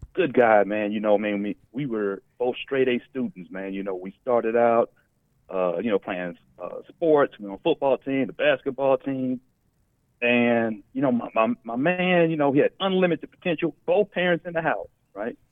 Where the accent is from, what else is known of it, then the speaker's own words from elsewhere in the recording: Dallas, Texas, United States; also born or lived in Pasadena, California; we moved actually to uh, Dallas, you know, in the early 80s when I was still a little kid